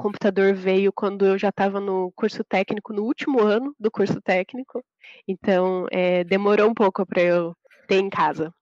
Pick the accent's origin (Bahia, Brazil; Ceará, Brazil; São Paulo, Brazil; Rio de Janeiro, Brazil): São Paulo, Brazil; Piraju; moved away as an adult; also born or lived in Curitiba, Brazil; now in Charlotte, United States; Eu sou de Piraju, interior de São Paulo